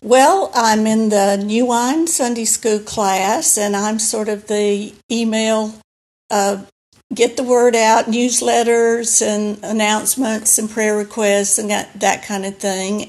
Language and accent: English; Alabama, United States; moved away as an adult; also born or lived in Singapore / New York / South Florida / St. Louis; we came to, uh, back to Alabama, back to me. Uh, was home for me